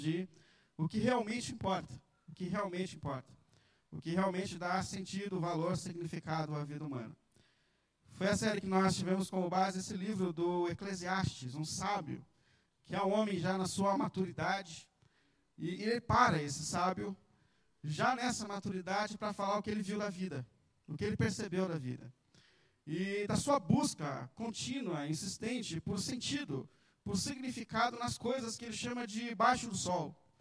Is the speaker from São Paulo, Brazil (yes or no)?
yes; São Paulo, Brazil; Eu cresci aqui num bairro na Vila Ré, em São Paulo. Eu acho que eu morei ali até uns nove, dez anos de idade.